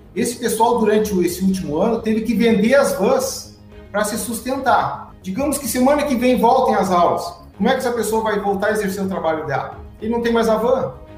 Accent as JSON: {"language": "Portuguese", "town": "Santa Maria", "region": "Rio Grande do Sul", "country": "Brazil", "tie": "born or raised there", "said": "nasci em Santa Maria, me criei em Santa Maria, estudei em Santa Maria"}